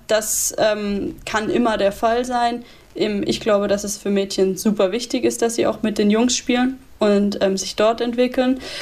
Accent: Würzburg, Bavaria, Germany; also born or lived in Munich / Freiburg; now in Cologne, Germany; in Würzburg, wo ich geboren bin

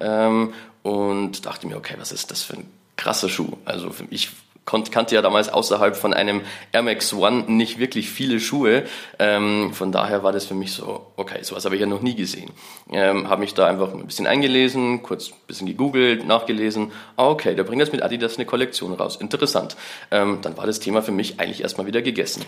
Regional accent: Bavarian Forest, Germany; ich bin halt im Bayerischen Wald am Land aufgewachsen.

